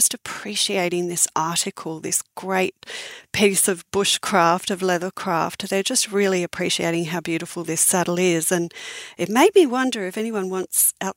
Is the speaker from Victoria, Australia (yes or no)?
no; Sydney, New South Wales, Australia; I was horse mad growing up in Sydney